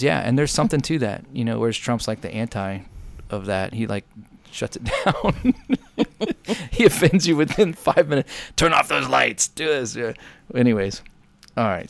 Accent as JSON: {"language": "English", "country": "United States", "said": "being an American"}